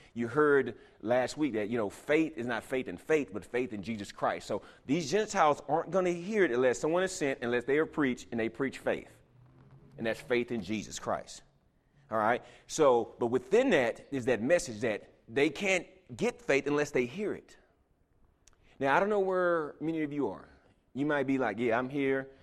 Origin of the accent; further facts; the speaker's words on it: Houston, Texas, United States; moved away; I was from Houston